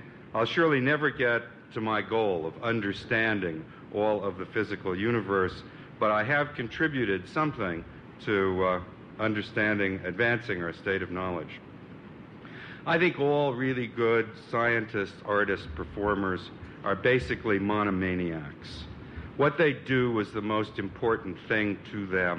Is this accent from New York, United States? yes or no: yes; New York, United States; I was born in New York. I went through the New York public schools.